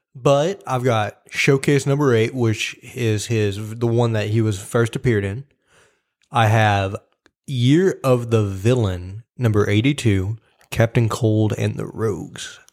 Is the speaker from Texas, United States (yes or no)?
no; Tennessee, United States; we're from Tennessee.